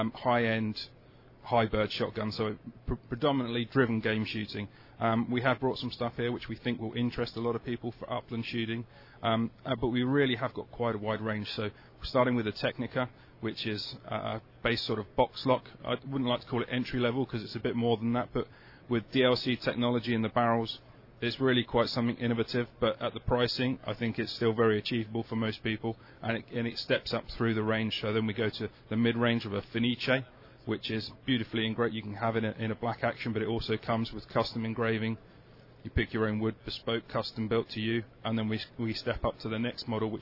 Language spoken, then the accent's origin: English; London, United Kingdom; we're from London